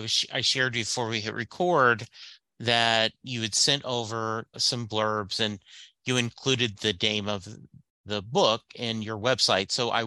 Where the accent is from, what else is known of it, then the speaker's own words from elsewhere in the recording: Southern United States, United States; I grew up in the South. And to me, gravy is white put over biscuits or brown put over rice.